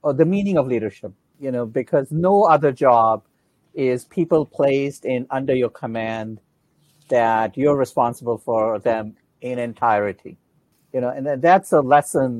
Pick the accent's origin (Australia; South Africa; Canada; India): India; moved away as an adult; now in Atlanta, United States; Yeah, I was born in India. I was an Air Force brat.